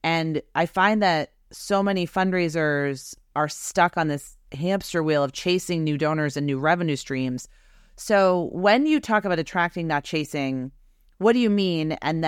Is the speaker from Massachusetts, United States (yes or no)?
yes; Boston, Massachusetts, United States; And I never told you that I am from Boston. I went to Boston University.